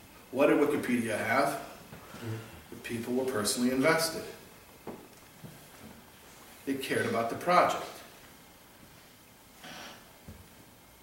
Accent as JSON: {"language": "English", "town": "Chicago", "region": "Illinois", "country": "United States", "tie": "born or raised there", "said": "when I was a kid, growing up in Chicago"}